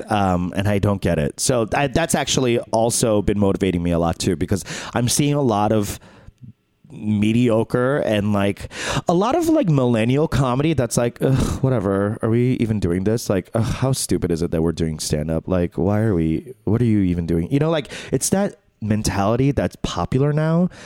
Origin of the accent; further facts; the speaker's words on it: United States; we as Korean Americans live in America